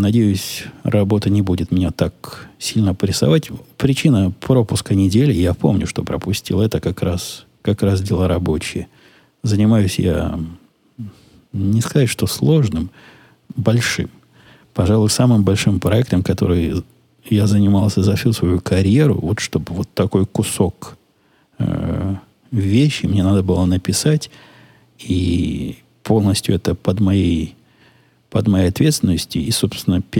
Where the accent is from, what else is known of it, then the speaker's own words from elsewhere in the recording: Ukraine; now in United States; Я из Украины, у нас тоже довольно приличный размер. Но вы знаете, мы тут в Америке, у нас тут расстояния большие, машины с большими моторами, большие дома.